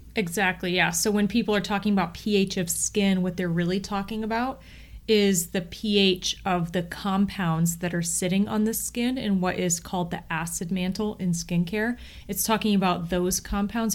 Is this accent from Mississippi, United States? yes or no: no; Akron, Ohio, United States; I'm also from Northeast Ohio